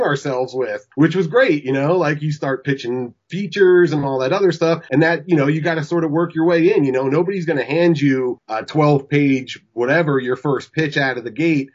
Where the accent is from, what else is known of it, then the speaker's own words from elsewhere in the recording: Pennsylvania, United States; moved away as an adult; also born or lived in New York; when I was growing up in Pennsylvania